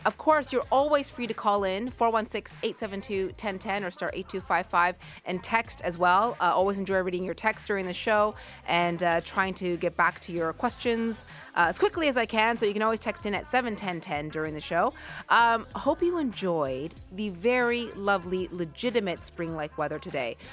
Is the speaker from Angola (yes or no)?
no; Nova Scotia, Canada; now in Toronto, Canada; we are both from Nova Scotia